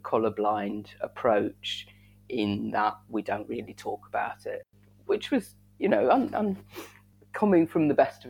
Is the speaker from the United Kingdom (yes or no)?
yes; Southampton, South East England, United Kingdom; born there; growing up in such a very white area. Although when I was born in Southampton, which is quite diverse, but we moved away.